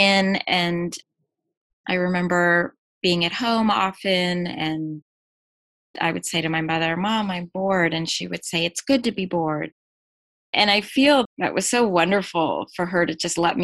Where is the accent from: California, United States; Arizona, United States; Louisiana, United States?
California, United States; La Jolla; also born or lived in New York City; I was born in New York City, and yes, my family moved to La Jolla, California when I was one